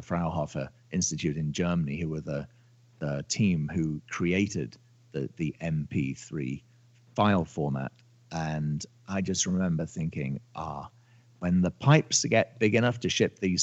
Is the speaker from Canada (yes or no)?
no; United Kingdom; moved away as an adult; now in Los Angeles, United States; I'm a Brit. I live in California. I live in Los Angeles. I've been in the States on and off for